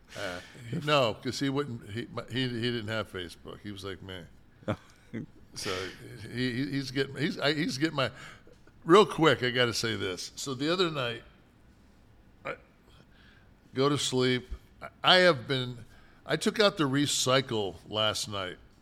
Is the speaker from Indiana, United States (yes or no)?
no; Detroit, Michigan, United States; we never heard the N-word growing up in Detroit